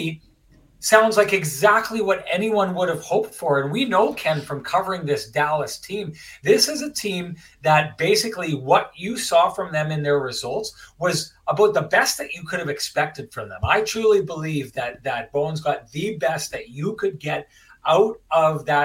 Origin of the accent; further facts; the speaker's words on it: Lac du Bonnet, Manitoba, Canada; I'm from Lactobani